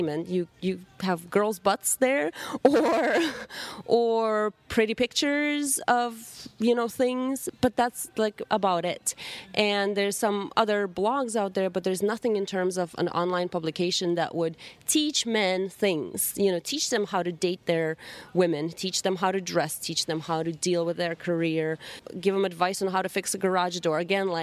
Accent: Russia; English is a second language; moved away; growing up in Russia

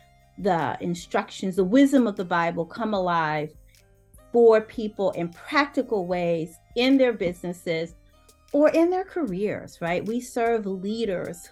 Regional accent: the South, United States; I'm from the South, so I say y'all

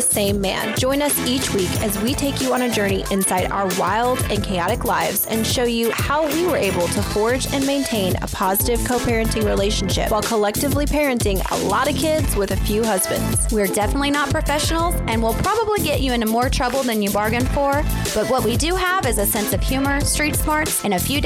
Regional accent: Tennessee, United States; born or raised there; moved away

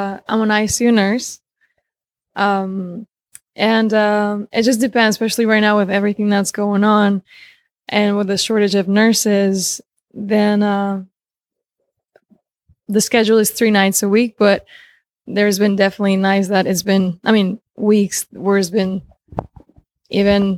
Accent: Spain; moved away as an adult; also born or lived in Romania / Argentina; now in United States; I was born in Romania. I grew up in Spain since I was 3, 4. Just turned 4, and then I lived in Argentina for about a year or so, and then I moved to the U.S.

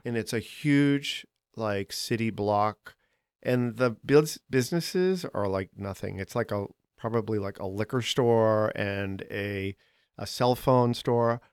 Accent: Boston, Massachusetts, United States; moved away as an adult; now in Chicago, United States; I'm from Boston.

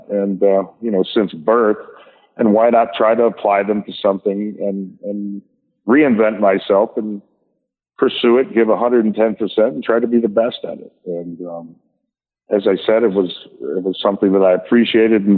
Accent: Tulsa, Oklahoma, United States; moved away; my hometown of Tulsa, Oklahoma

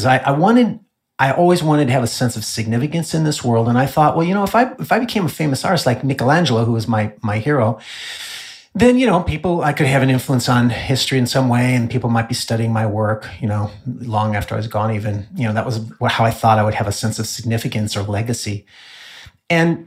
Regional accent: Illinois, United States; also born or lived in Southern California; now in Dallas, United States; I was raised in Illinois

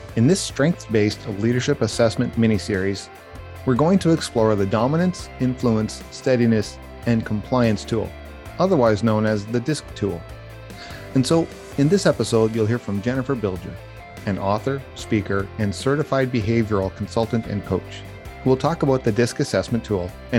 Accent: Canada; also born or lived in Ottawa; being a Canadian

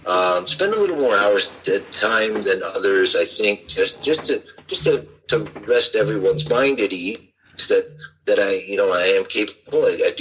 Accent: Richmond Hill, Ontario, Canada; also born or lived in Ottawa; So really those 2 years I went to Ottawa were the only time I was away from Richmond Hill.

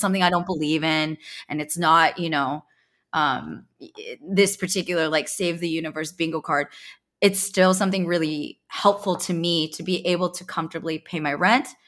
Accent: Bay Area, California, United States; I'm a Silicon Valley baby, I grew up in the Bay Area

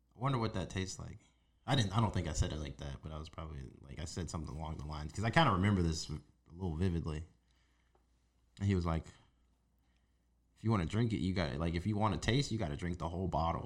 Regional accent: Las Vegas, Nevada, United States; a teenager growing up in Las Vegas, like into my early twenties

